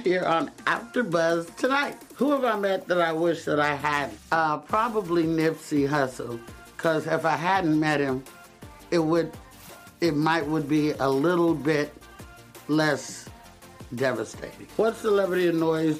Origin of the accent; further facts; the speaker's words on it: Oakland, California, United States; also born or lived in Castro Valley, California / the South; I was raised in Oakland, California for a while. Then we moved to a suburb of Oakland called Castro Valley